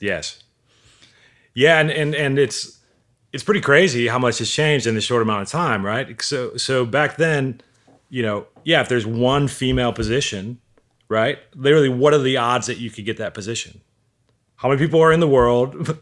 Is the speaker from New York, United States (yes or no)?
no; Milwaukee, Wisconsin, United States; moved away as an adult; also born or lived in Missouri; I grew up in Milwaukee